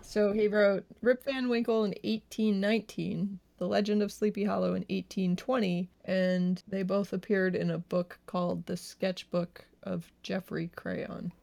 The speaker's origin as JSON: {"language": "English", "region": "New Hampshire", "country": "United States", "moved": "as an adult", "lives_now": "California, United States", "said": "I was from New Hampshire"}